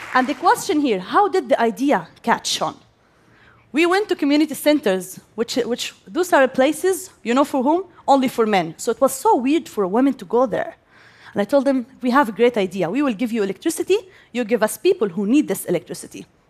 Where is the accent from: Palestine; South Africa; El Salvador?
Palestine; Gaza, Gaza Strip; I am Palestinian and I am from Gaza. I grew up there and I still live there